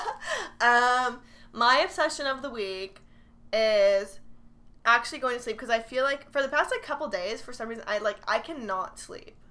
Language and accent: English; Texas, United States; we're from Texas